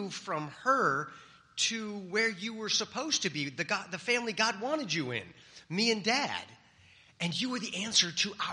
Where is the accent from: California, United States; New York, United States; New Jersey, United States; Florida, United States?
California, United States; I'm from California, the land of fruits and nuts